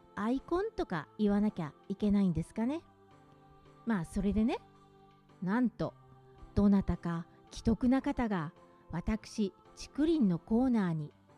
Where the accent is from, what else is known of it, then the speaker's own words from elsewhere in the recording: Gunma, Japan; accent: Gunma dialect; moved away; それは、群馬を離れてみて、分かったんですね。